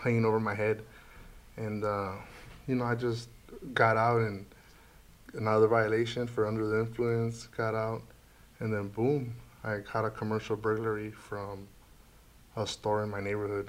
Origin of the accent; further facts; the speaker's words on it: San Diego, California, United States; I'm from San Diego, California